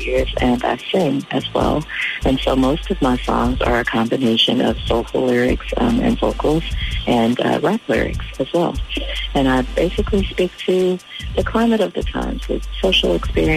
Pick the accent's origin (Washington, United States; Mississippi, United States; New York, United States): New York, United States; New York City; moved away as an adult; also born or lived in Durham, North Carolina; growing up in New York City